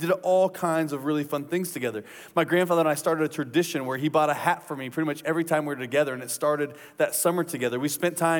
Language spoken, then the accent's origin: English; Indiana, United States; So I grew up in Indiana, and I grew up only a couple miles from my dad's parents.